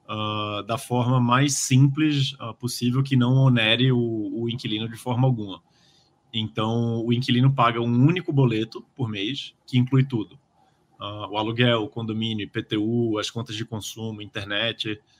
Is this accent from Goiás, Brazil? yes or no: no; Recife, Pernambuco, Brazil; now in São Paulo, Brazil; eu sou de Recife, vim morar em São Paulo.